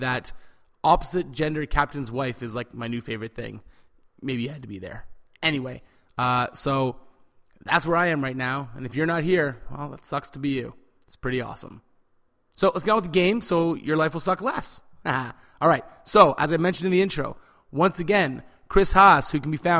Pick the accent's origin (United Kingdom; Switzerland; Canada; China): Canada; I am Canadian, fiercely, proudly Canadian